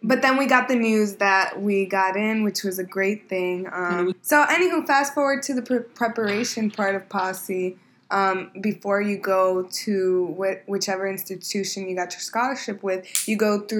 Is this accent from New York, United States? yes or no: yes; New York City, New York, United States; I went to school in East Harlem, Manhattan Center. I think it was probably, like, over 80% Black and Latinx.